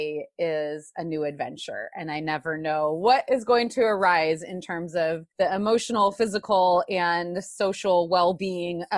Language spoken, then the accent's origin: English; California, United States; moved away; I am from California